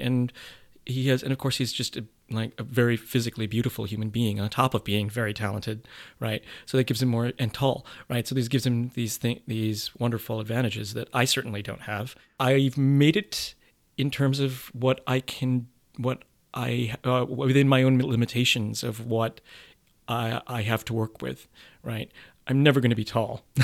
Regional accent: United States; being raised Asian in this country and being, and sort of culturally where I'm at as a Filipino man

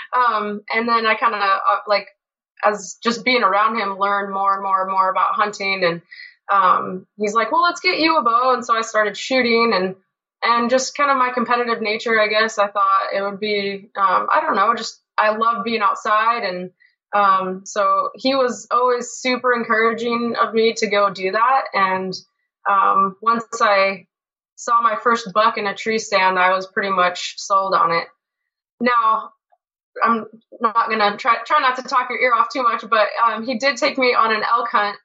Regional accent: Spokane, Washington, United States; I grew up in Spokane

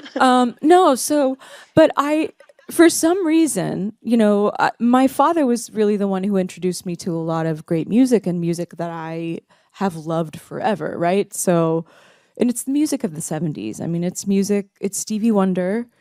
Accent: Dallas, Texas, United States; born or raised there; also born or lived in Tulsa, Oklahoma

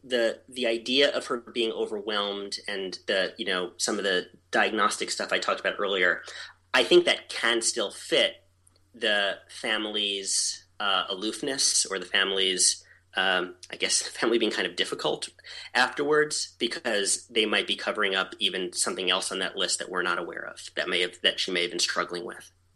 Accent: New York, United States; moved away as an adult; also born or lived in Baltimore / New England; now in New Hampshire, United States; I grew up in New York, and then I lived in Baltimore, and then I moved to New England

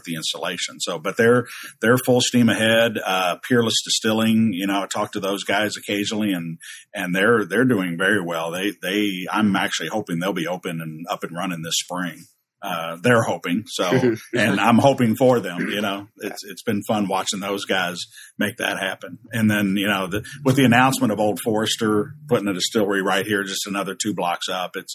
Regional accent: Louisville, Kentucky, United States; right here in the middle of Louisville and my hometown

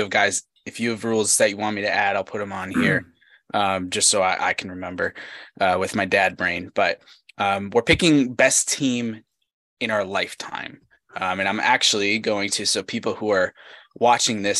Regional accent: Charlotte, North Carolina, United States; The Charlotte Hornets right here in my hometown

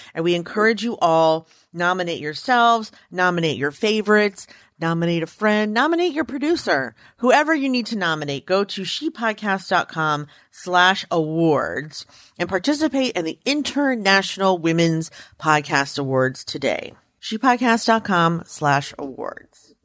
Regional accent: Frederick, Maryland, United States; I'm from Frederick, Maryland, like, the fair is a really big deal where I'm from. Like, we used to take off school

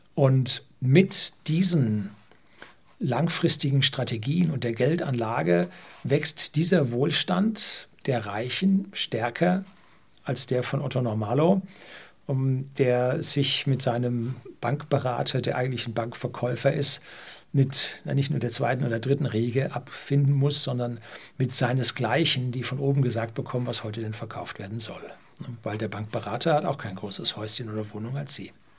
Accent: Germany; bei uns in Deutschland

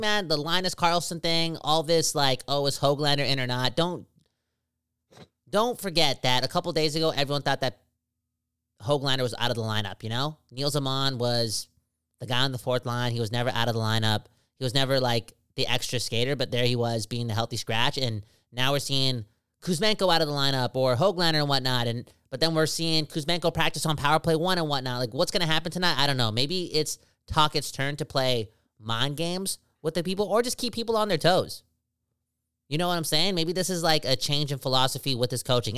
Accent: Surrey, British Columbia, Canada; We're from Suri.

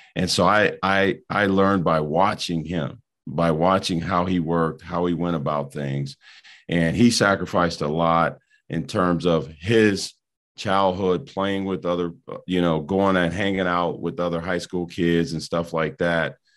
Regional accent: Rock Island, Illinois, United States; moved away; my hometown in Rock Island

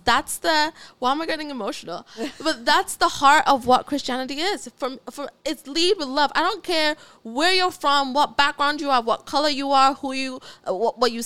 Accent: Ghana; also born or lived in Oklahoma; now in United States; I was raised in Ghana. I was raised in Africa, all around all black people.

